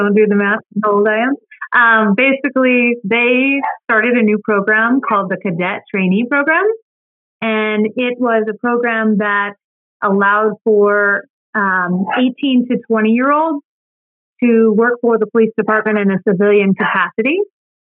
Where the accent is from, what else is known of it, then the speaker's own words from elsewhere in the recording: Phoenix, Arizona, United States; I am a Phoenician, which means I was born in Phoenix, Arizona, which is actually kind of rare because a lot of people come here to Arizona because of the good weather, but I'm actually from here